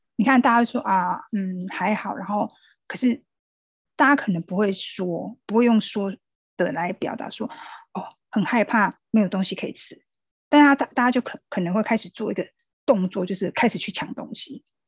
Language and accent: Chinese; Taiwan; 我们台湾人在防疫这个部分是蛮有共识的